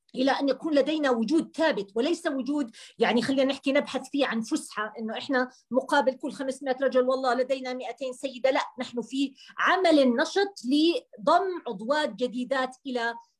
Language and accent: Arabic; Jordan; عندنا في الاردن